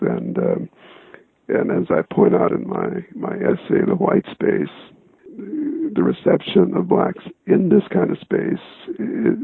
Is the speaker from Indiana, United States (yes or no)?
yes; South Bend, Indiana, United States; moved away as an adult; also born or lived in Mississippi Delta; I attended the public schools in South Bend and grew up there